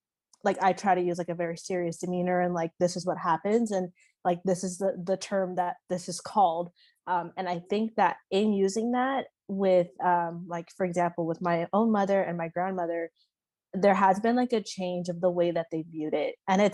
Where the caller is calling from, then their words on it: Henderson, Nevada, United States; I'm calling in from Henderson, Nevada.